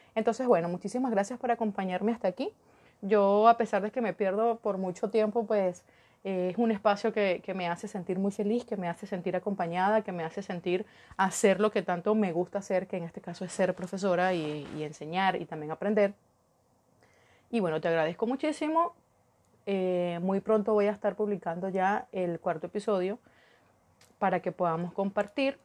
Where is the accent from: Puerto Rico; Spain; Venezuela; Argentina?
Venezuela